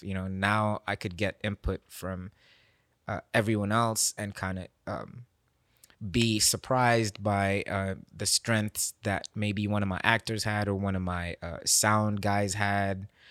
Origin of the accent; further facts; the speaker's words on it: Nairobi, Kenya; now in Memphis, United States; I'm this guy from Kenya